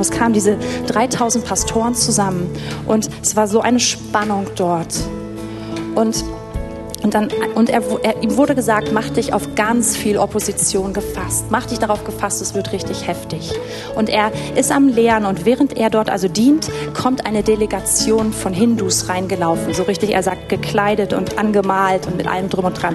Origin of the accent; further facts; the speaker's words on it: Berlin, Germany; als Deutsche und als Berliner